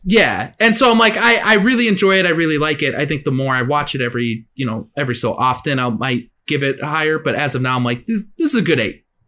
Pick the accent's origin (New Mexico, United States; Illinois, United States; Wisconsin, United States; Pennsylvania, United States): Illinois, United States; McHenry; my hometown in McHenry